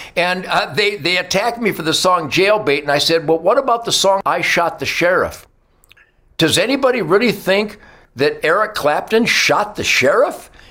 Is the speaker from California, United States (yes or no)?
no; Detroit, Michigan, United States; I was born in Detroit